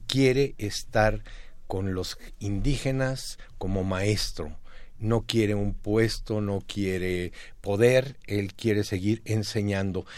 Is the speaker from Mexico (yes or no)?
yes; Mexico; como mexicanos